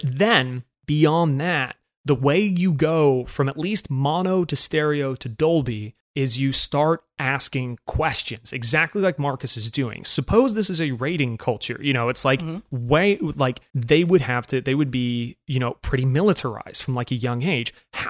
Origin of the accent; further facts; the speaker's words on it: United Kingdom; now in United States; I sound American, I'm from Britain, I moved around a lot as a kid, and I never realized this about British people until I moved to America